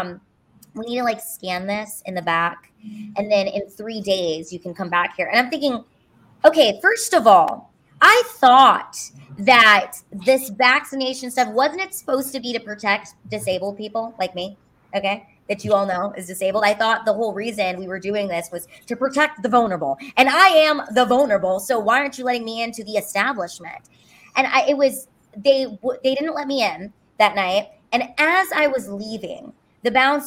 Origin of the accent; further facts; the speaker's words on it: Los Angeles, California, United States; moved away as an adult; also born or lived in Honolulu, Hawaii; now in Texas, United States; I'm from Los Angeles